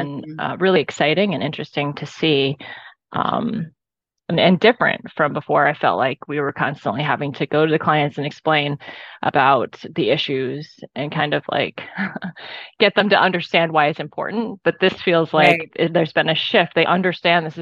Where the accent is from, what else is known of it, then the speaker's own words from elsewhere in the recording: Indiana, United States; I grew up basically in Indiana